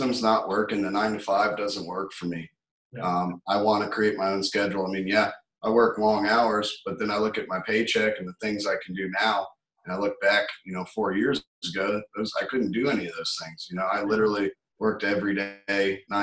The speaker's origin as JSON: {"language": "English", "town": "Atlanta", "region": "Georgia", "country": "United States", "moved": "yes", "lives_now": "Tampa, United States", "said": "I'm from Atlanta originally."}